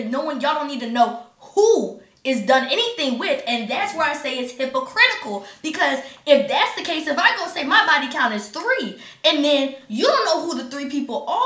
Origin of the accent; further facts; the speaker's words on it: Maryland, United States; now in St. Louis, United States; I am from Maryland.